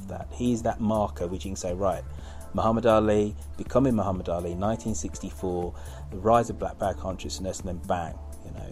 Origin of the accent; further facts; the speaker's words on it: England, United Kingdom; growing up being black and being British, being English.